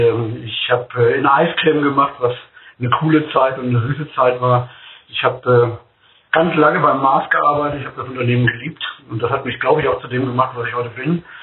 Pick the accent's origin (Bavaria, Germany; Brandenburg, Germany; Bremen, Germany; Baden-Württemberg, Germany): Bremen, Germany; Bremerhaven; born there; wir sehen ganz viel Himmel in Bremerhaven, wir haben ganz viel Weitblick. Und äh, ich finde es klasse im Norden.